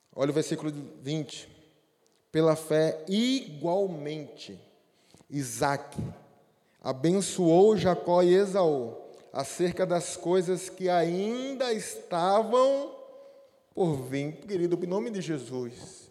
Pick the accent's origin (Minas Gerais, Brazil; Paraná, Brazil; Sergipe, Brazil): Sergipe, Brazil; Aracaju; moved away; Eu não sou daqui, né? Eu sou lá de Aracaju